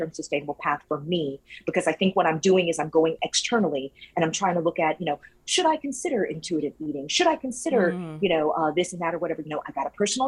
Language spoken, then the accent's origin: English; Louisiana, United States; now in Florida, United States; I'm from Louisiana